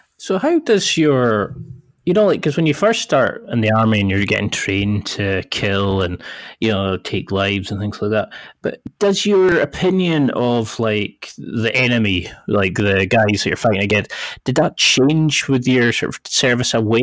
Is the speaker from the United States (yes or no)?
no; Scotland, United Kingdom; accent: Scottish; I had a Scottish accent, and I thought I'm bloody from Scotland